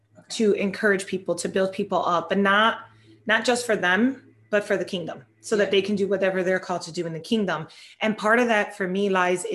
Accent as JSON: {"language": "English", "country": "Puerto Rico", "first_language": "Spanish", "second_language": "English", "said": "I'm Puerto Rican."}